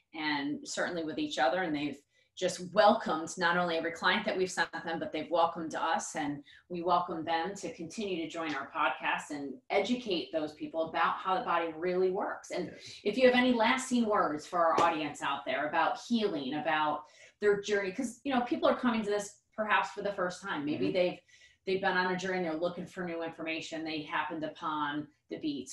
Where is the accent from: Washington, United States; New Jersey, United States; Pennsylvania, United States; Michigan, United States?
Pennsylvania, United States; Philadelphia; moved away; I'm from Philadelphia, so I say you guys, but y'all